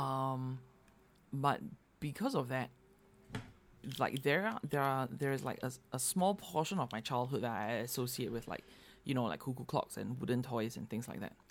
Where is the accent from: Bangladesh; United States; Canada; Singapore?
Singapore; moved away; growing up in Singapore